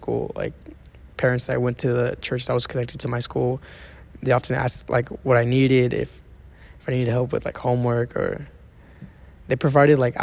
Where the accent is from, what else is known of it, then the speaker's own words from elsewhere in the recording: Fairfield, California, United States; also born or lived in Pleasant Hill, California; I live in Fairfield and I went to school all the way in the Bay in Pleasant Hill